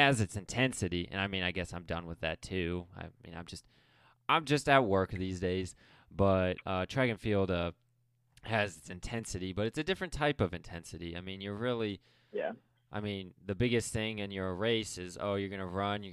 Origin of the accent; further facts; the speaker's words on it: Akron, Ohio, United States; moved away; I'm from Akron